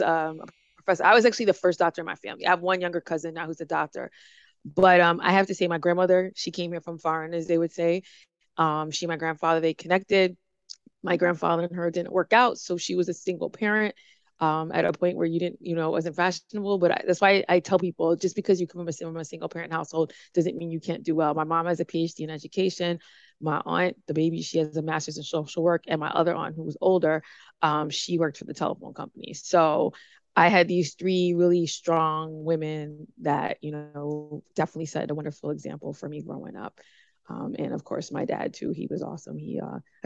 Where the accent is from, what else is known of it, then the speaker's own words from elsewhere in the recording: New York City, New York, United States; also born or lived in Brooklyn, New York; I entered the world into Brooklyn, but I grew up in Queens